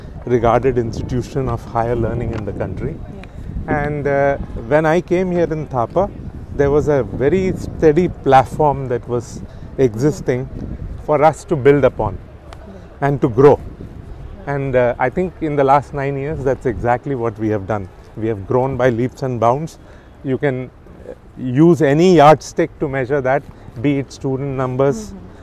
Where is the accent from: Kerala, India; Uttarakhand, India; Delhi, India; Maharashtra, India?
Maharashtra, India; Nagpur; moved away as an adult; also born or lived in Kanpur, India / Purdue, United States / Mumbai, India; now in Patiala, India; I grew up in Nagpur. I studied in Nagpur all the way up to my graduation and my first post-graduation.